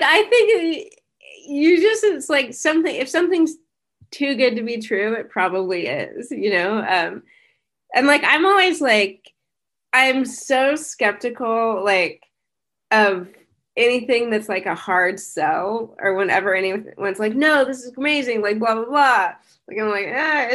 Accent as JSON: {"language": "English", "region": "Kansas", "country": "United States", "tie": "born or raised there", "moved": "as an adult", "said": "I grew up in Kansas, in like the 90s."}